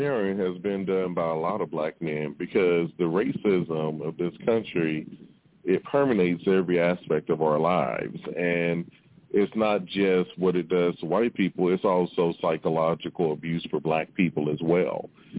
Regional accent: Mississippi, United States; when we were kids growing up in Mississippi

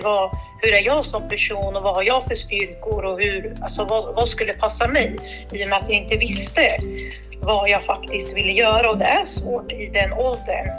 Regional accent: Örebro, Örebro County, Sweden; Jag är uppväxt i Vivalla, om man ska kalla det lite så här förort här i Örebro

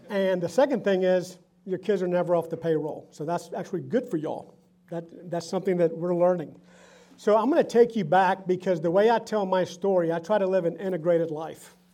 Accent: Augusta, Georgia, United States; first language Spanish; English is a second language; also born or lived in San Juan, Puerto Rico; I was born in San Juan, Puerto Rico. Notice the accent. And my parents lived in Puerto Rico until my dad got transferred to move to Augusta, Georgia when I was eight years old. And we moved there not knowing how to speak English

